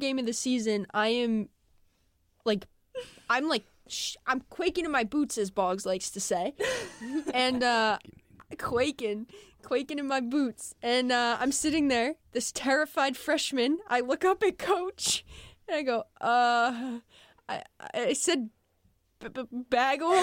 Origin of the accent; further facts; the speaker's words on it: New Hampshire, United States; moved away; I'm from New Hampshire and say bagel